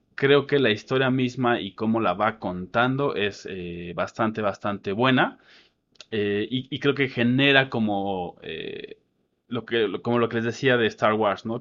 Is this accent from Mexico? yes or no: yes; Mexico; Y nosotros somos mexicanos